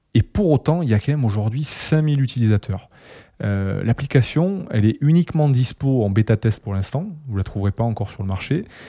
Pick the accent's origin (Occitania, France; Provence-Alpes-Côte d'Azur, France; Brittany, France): Occitania, France; Toulouse; accent: Toulouse; moved away as an adult; now in Paris, France; J'habite à Paris depuis 3 ans, mon cœur est resté à Toulouse, je pense que ça s'entend au niveau de mon accent